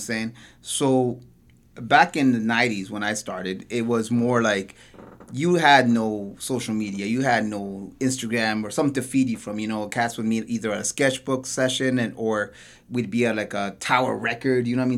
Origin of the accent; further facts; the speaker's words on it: Toronto, Ontario, Canada; I'm originally from Parkdale